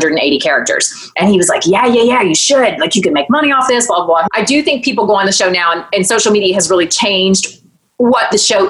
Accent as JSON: {"language": "English", "town": "Newnan", "region": "Georgia", "country": "United States", "tie": "born or raised there", "said": "I sold real estate in my hometown of Newnan, Georgia"}